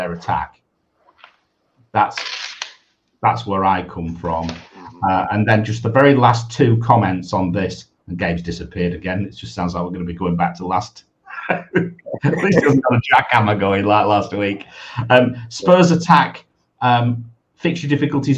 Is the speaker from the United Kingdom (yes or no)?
yes; England, United Kingdom; I'm English